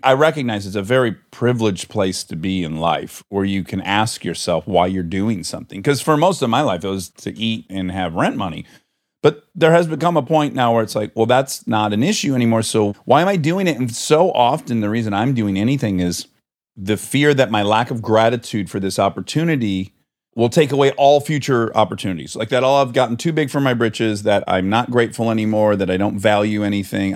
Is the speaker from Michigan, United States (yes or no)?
yes; Michigan, United States; we're both from Michigan